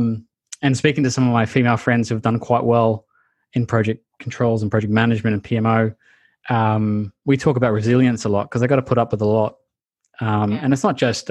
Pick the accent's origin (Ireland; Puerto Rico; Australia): Australia; as an Australian